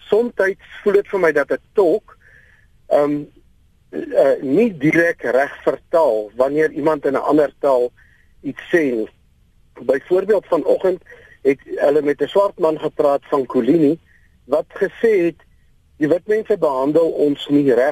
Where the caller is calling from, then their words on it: Lichtenburg, North West, South Africa; Ek is hier van Lichtenburg